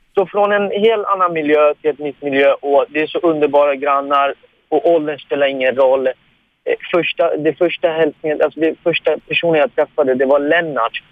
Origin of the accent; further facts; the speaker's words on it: Iran; now in Sweden; jag är ju pers, jag är iranier